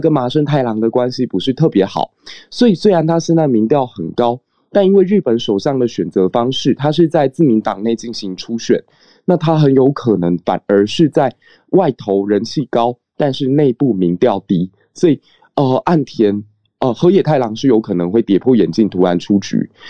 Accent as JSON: {"language": "Chinese", "country": "Taiwan", "said": "身为台湾人"}